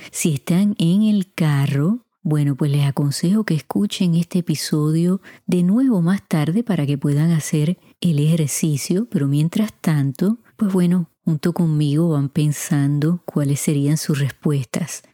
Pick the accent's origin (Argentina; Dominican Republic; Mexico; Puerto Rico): Puerto Rico; En mi país, Puerto Rico, decimos mucho